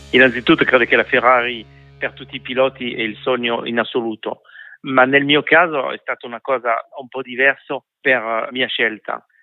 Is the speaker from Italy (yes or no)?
no; France